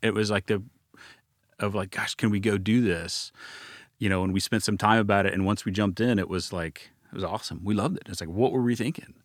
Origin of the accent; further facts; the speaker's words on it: Dallas, Texas, United States; also born or lived in Waco, Texas; We're both from Dallas, uh, live back in Dallas now